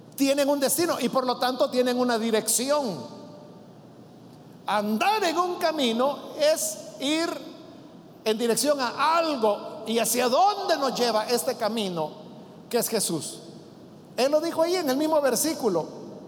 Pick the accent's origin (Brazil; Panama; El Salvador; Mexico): El Salvador; el calor húmedo que nosotros tenemos en nuestro país